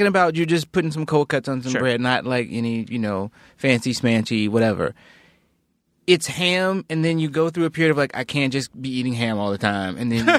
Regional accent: the South, United States; A, I was born and raised in the South.

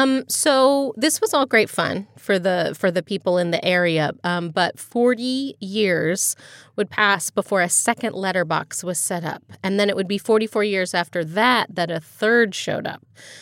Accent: Ohio, United States; You know, where I grew up in Dartmoor. Just outside of Dayton, Ohio.

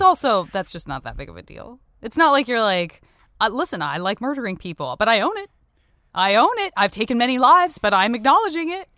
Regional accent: Tucson, Arizona, United States; moved away; also born or lived in San Francisco; I lived in San Francisco for a million years and I still have a comedy festival up there, but I am originally from Tucson

